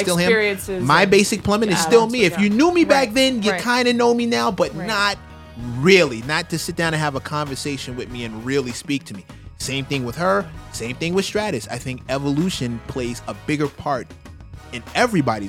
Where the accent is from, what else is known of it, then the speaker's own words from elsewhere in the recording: New York City, New York, United States; We grew up in New York City together